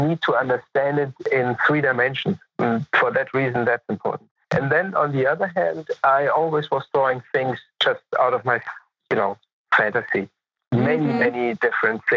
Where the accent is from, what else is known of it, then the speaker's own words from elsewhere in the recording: Munich, Bavaria, Germany; also born or lived in Los Angeles, United States; I was born in Munich and I grew up in Munich, partially in Munich.